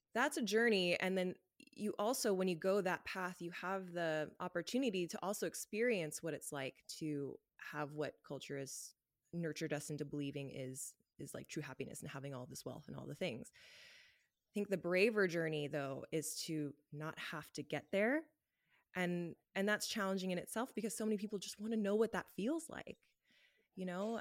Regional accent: Los Angeles, California, United States; moved away as an adult; now in Canada; I'm from Los Angeles, and I lived a very Los Angeles life growing up

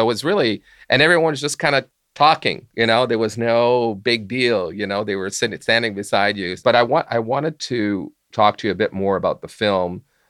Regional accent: Montreal, Quebec, Canada; my love of hockey as well, growing up in Montreal. And I joke about this, but, you know, when I grew up in the early 70s, I actually thought that the Stanley Cup happened in Montreal every year.

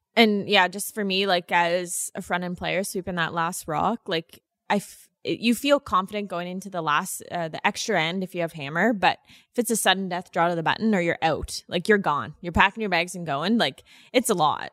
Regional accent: the Maritimes, Canada; moved away as an adult; now in Manitoba, Canada; growing up in the East Coast

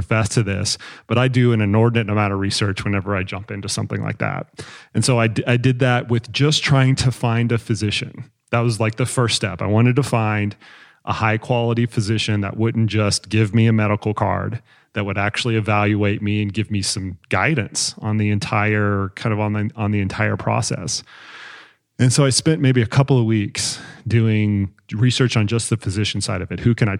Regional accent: Texas, United States; I'm a Texan, red state.

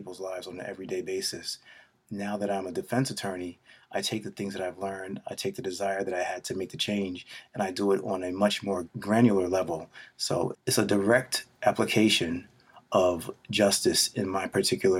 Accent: New York City, New York, United States; We grew up in Queens.

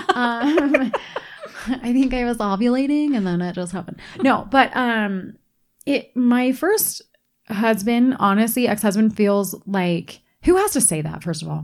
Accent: East Coast, United States; now in Utah, United States; where I grew up on the East Coast

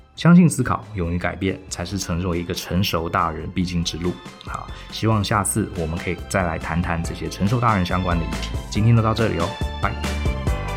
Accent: Taiwan; 很标准我们台湾人的谦逊

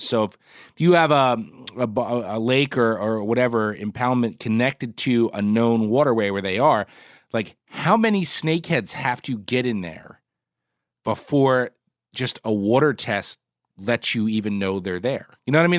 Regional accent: Northeast, United States; as a kid in the Northeast

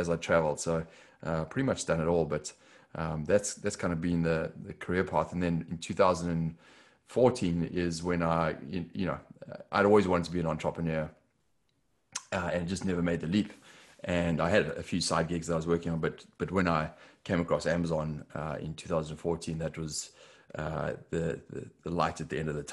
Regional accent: Johannesburg, Gauteng, South Africa; accent: South African; moved away as an adult; The accent is South African. I was born and raised in South Africa. Johannesburg, actually

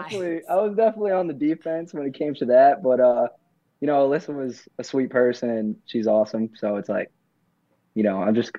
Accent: Ohio, United States; Like, I grew up in Ohio, and my dad passed away.

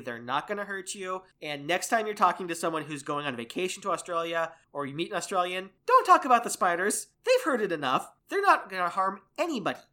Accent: United States; as an American

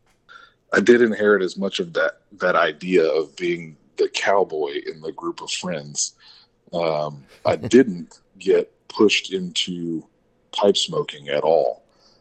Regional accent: San Antonio, Texas, United States; also born or lived in Kerrville, Texas; I was born and raised in San Antonio

